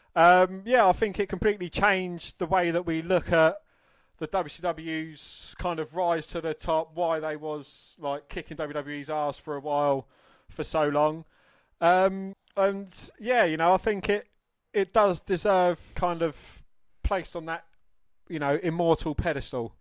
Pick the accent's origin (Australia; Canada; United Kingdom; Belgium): United Kingdom; England; I was always ashamed of being English